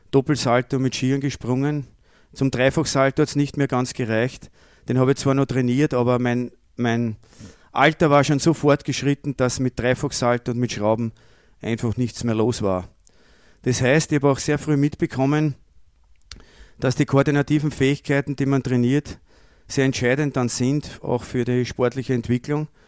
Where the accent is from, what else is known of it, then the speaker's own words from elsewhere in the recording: Lower Austria, Austria; ich komme aus Niederösterreich, vielleicht gerade zufällig von derselben Ortschaft wie die Michaela Dorfmeister